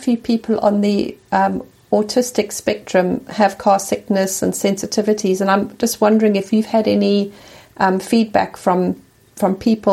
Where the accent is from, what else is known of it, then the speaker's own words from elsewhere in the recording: South Africa; moved away; growing up in South Africa